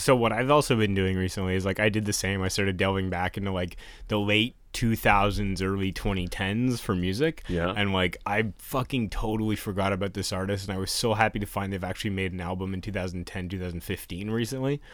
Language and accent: English; Canada; we're Canadian